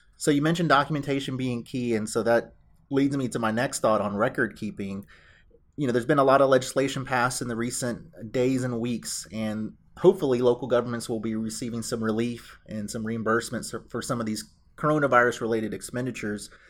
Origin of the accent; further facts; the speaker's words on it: Houston, Texas, United States; I am a native Houstonian. That's somewhat rare these days 'cause it seems like everyone in Houston is from somewhere else, but I was born and raised in North Houston.